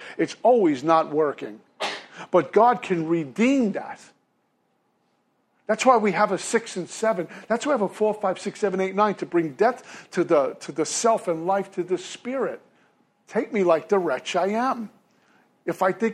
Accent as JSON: {"language": "English", "town": "New York City", "region": "New York", "country": "United States", "also_born_or_lived": "Hastings, Minnesota", "moved": "yes", "said": "I'm originally from Brooklyn, New York."}